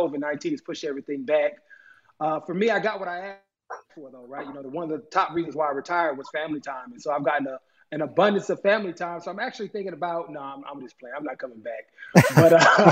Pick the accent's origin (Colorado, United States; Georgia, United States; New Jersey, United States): New Jersey, United States; Oakland; now in Buffalo, United States; my hometown of Oakland